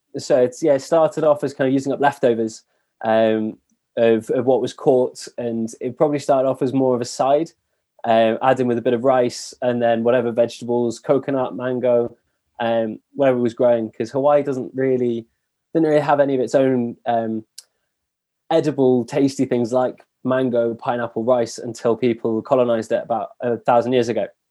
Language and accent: English; England, United Kingdom; also born or lived in Paris; being English